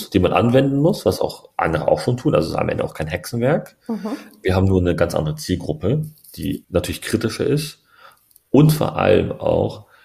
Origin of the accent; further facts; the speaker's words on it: Berlin, Germany; Ich bin ja auch, ne, ich bin, meine Mama ist Türkin, mein Papa ist Deutscher. Ich bin aus Berlin-Neukölln.